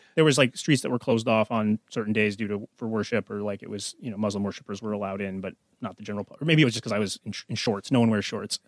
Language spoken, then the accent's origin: English; United States; as an American